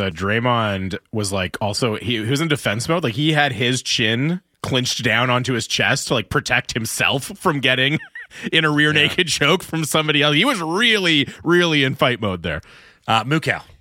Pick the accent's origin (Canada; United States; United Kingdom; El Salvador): Canada; It's like, excuse me, I'm Canadian.